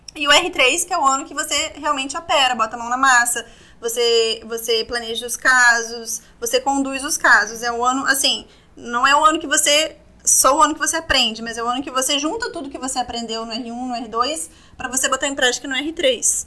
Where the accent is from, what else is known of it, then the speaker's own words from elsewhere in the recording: Vitória, Espírito Santo, Brazil; moved away as an adult; now in Rio de Janeiro, Brazil; eu sou de Vitória, né, Espírito Santo, e eu pretendo voltar para lá, sim